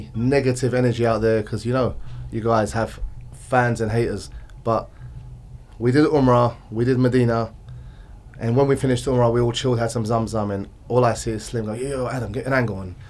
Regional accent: Essex, East of England, United Kingdom; I'm from Essex in UK

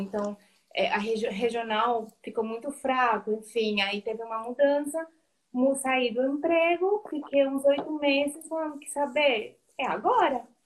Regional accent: Colombia; Portuguese is a second language; moved away as an adult; now in Brazil; Eu sou colombiana, eu moro no Brasil faz uns 3, 14, 15 anos

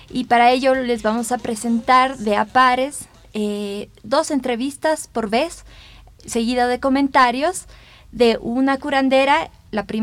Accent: La Paz, Bolivia; como buena boliviana, como buena paseña

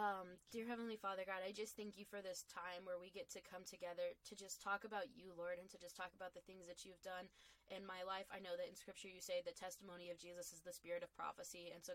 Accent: the South, United States; and kind of growing up in the Bible Belt and everything like

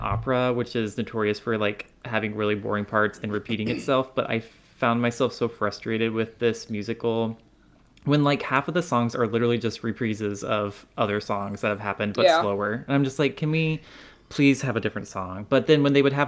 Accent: Kansas, United States; my hometown, like, had a fairly diverse range of, like, different types of people and backgrounds and races in it. But for a small town in Kansas

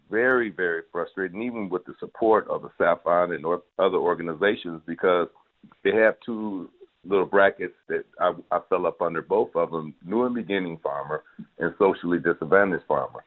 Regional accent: Detroit, Michigan, United States; coming back to a city like Detroit, my hometown

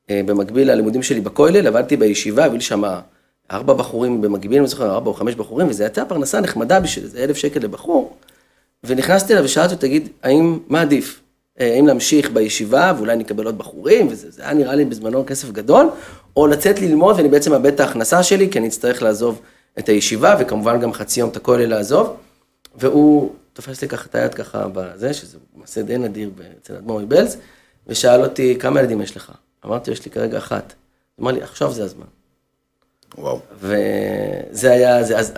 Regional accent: Haifa, Haifa District, Israel; כחיפאי לשעבר. אז גיליתי שם את uh, חלק אה, מילדותי.

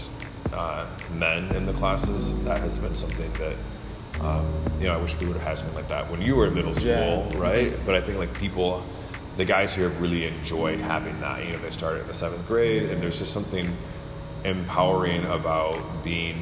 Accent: Michigan, United States; now in Durham, United States; I'm originally from Michigan

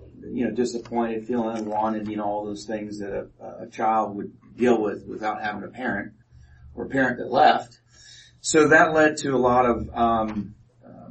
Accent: Kansas City, Missouri, United States; I was born in Kansas City, Missouri. My mom and I lived there

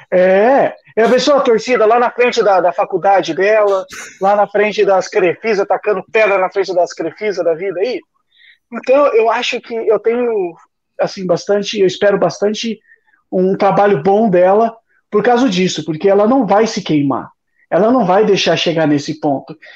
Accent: Araçatuba, São Paulo, Brazil; now in United States; eu sou de, do interior de São Paulo, eu sou de Araçatuba.

